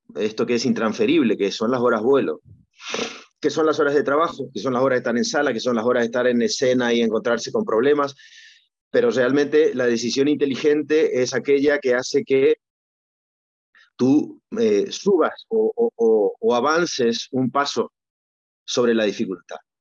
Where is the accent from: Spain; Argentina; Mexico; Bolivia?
Argentina; moved away; cuando yo era niño, que era muy, muy complejo, era otro mundo, era muy difícil jugar al tenis. Eh, había un momento que había que ir a Buenos Aires